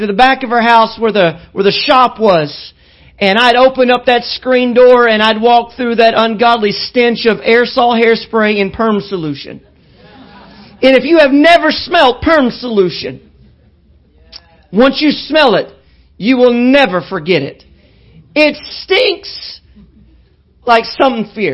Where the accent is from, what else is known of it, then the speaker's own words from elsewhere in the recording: Little Rock, Arkansas, United States; also born or lived in El Dorado, Arkansas; I was 3 years old when we left El Dorado to move to Little Rock. And it was the first time living in a big city.